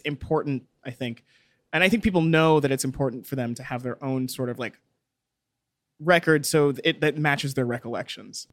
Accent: Texas, United States; I grew up in Texas. I know what Texan cops are like.

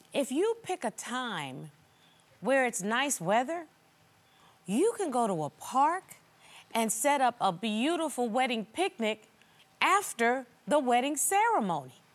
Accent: the South, United States; I'm from the South

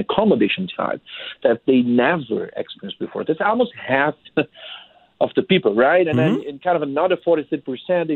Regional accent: Brazil; moved away; I'm from Brazil

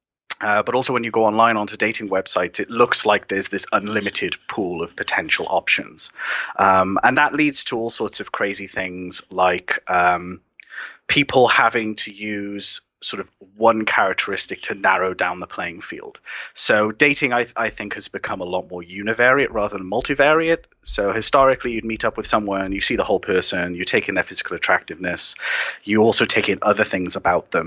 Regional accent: Wales, United Kingdom; I'm the first Welsh person

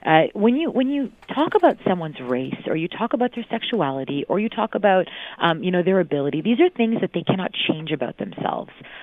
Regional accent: Mississauga, Ontario, Canada; I remember the first time I was called a Paki in Mississauga, and Mississauga was very different then. It wasn't as multicultural. Now half the residents come from somewhere else, but it certainly wasn't like this when I grew up

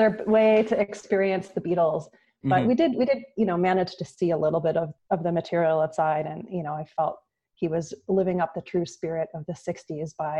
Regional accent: Ohio, United States

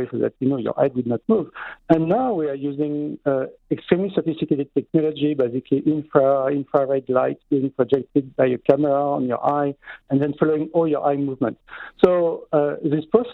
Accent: France; now in Montreal, Canada; in my home country, in France

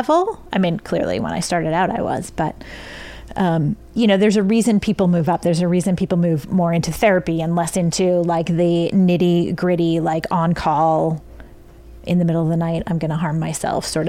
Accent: Maine, United States; moved away; I was actually in my hometown

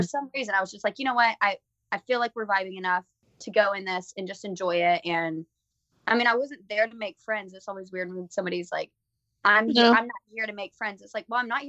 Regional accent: Alabama, United States

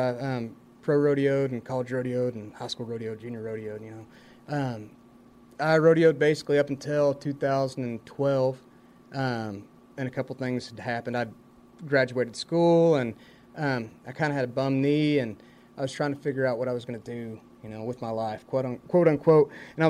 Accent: Lubbock, Texas, United States; moved away as an adult; now in Nashville, United States; So I'm really, really proud to be from Lubbock and to have grown up and spent most of my life in Lubbock. Yeah, Lubbock, Texas is great.

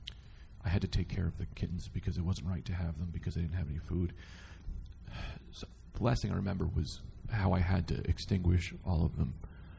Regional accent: Oklahoma, United States; Hey, Oklahoma.

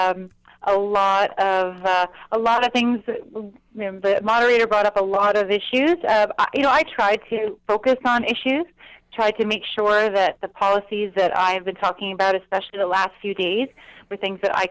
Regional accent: Ottawa, Ontario, Canada; growing up in Ottawa with my parents involved

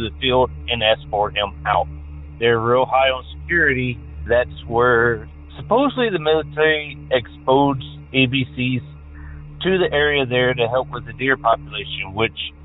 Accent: Tennessee, United States; now in California, United States; Growing up in Tennessee, I grew up in a small town

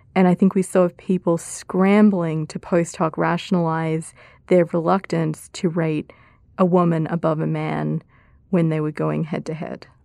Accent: Australia; moved away as an adult; now in United States; my home country of Australia, public life therein, and also the U S where I've been for now about thirteen years

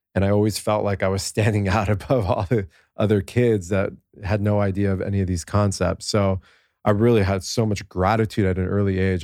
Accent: United States; I'm this American kid with these two pa-, Persian parents

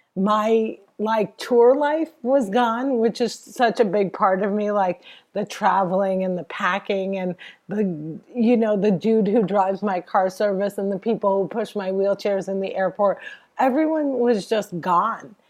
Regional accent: New Jersey, United States; I'm from Jersey.

